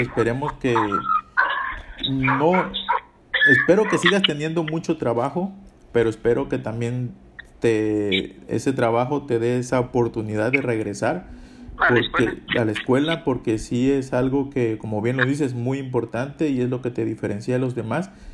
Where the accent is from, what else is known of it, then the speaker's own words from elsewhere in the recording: Coyuca de Benítez, Guerrero, Mexico; also born or lived in El Bejuco; Coyuca de Benítez, que es de donde soy